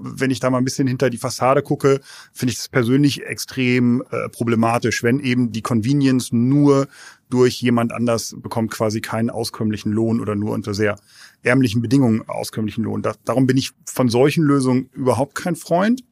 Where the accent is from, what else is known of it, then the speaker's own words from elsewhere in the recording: Germany; also born or lived in London, United Kingdom / Sweden; als Europäer oder als, als Deutsche